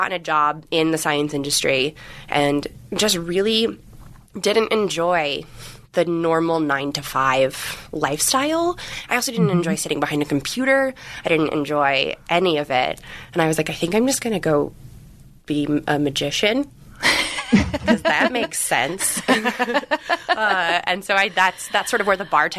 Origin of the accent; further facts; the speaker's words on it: Connecticut, United States; I grew up in Connecticut